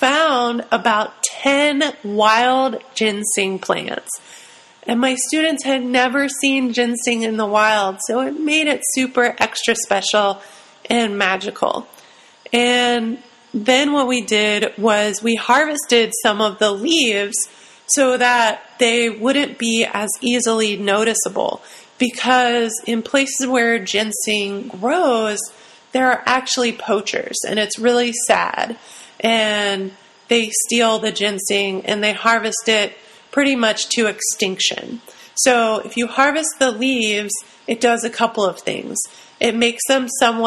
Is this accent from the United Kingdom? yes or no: no; Ohio, United States; moved away; I'm from Ohio originally